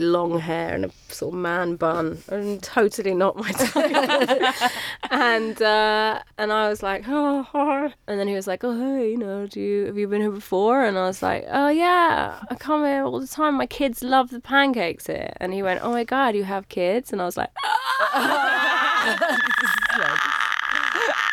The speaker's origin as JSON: {"language": "English", "region": "England", "country": "United Kingdom", "said": "I'm English"}